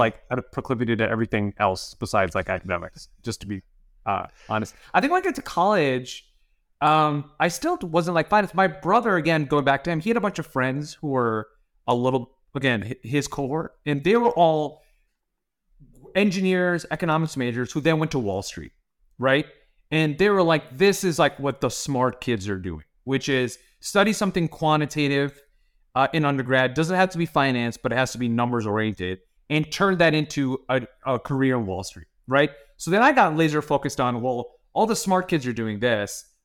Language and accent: English; Northeast Ohio, United States; moved away as an adult; also born or lived in St. Louis, Missouri / Menlo Park, California; now in Irvine, United States; I grew up in, like, Northeast Ohio